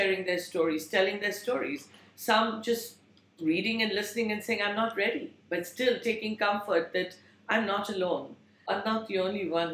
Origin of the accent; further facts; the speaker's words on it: India; moved away; I grew up in India